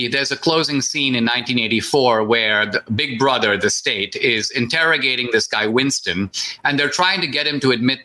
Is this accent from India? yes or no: yes; India; now in United States; when I grew up in India